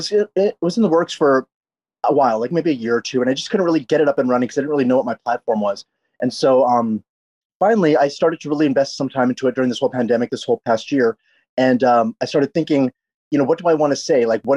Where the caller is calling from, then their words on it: Los Angeles, California, United States; I'm calling from Los Angeles. I live in a Koreatown in Los Angeles.